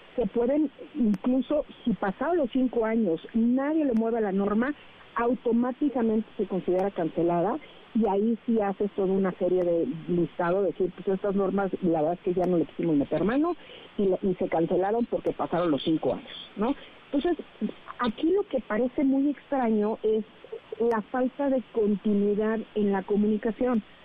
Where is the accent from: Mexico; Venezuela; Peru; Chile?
Mexico; nosotros como mexicanos